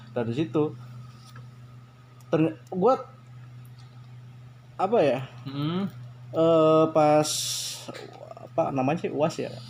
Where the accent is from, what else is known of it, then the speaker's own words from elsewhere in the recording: Bumiayu, Central Java, Indonesia; daerah Bumi Ayu di situ bahasanya apa sih bahasanya maksudnya bahasa iya bahasa kesehariannya kalau di daerah gue campur campur terus untuk daerah gue sih termasuk masuknya ke daerah Sunda jadi di Jawa nih ya daerah Jawa tapi bahasa sehari-hari Sunda